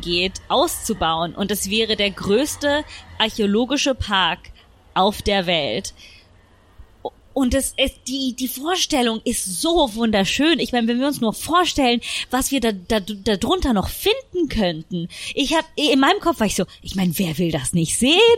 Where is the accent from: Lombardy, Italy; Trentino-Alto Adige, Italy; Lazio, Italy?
Lazio, Italy; Rome; moved away; ich bin zum Beispiel in Rom aufgewachsen